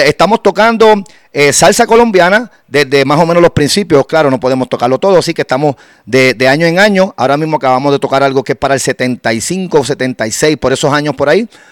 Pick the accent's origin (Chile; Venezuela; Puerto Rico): Puerto Rico; Guánica; allá está en Guánica, Puerto Rico, de donde soy, de la costa del sur.